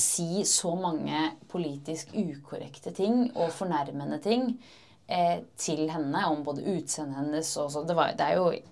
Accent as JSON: {"language": "Norwegian", "region": "Oslo", "country": "Norway", "tie": "born or raised there", "said": "jeg er født og oppvokst i Oslo"}